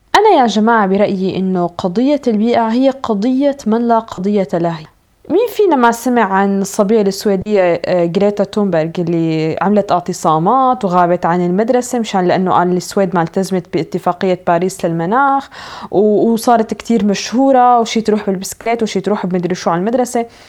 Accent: Syria; now in Norway; انا اجي كسوريه حتى لو انا عايشه بالنرويج

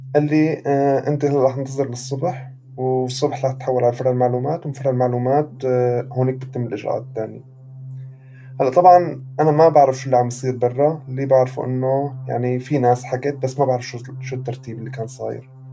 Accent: Syria; moved away as an adult; also born or lived in Beirut, Lebanon; now in Europe; كوني سوري

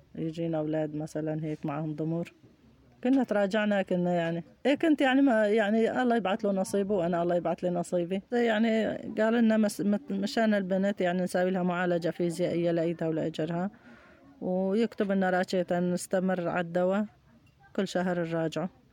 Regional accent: Aleppo Governorate, Syria; moved away as an adult; كنا عايشين بضيعتنا ببيتنا آه، بضيعتنا بريف حلب الجنوبي البوابية وحاليا نازحين

